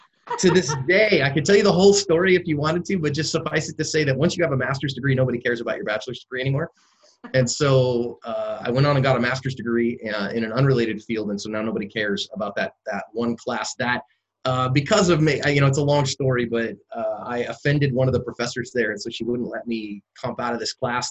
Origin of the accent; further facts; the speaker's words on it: San Francisco Bay Area, California, United States; moved away as an adult; also born or lived in Oregon; I'm originally from the San Francisco Bay Area